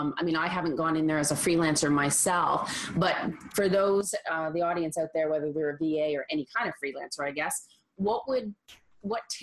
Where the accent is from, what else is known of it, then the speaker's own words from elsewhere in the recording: Canada; I'm Canadian